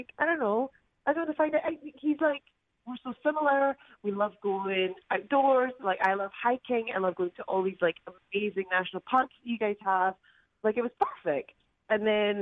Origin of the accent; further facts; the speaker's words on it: Scotland, United Kingdom; moved away; because I'm Scottish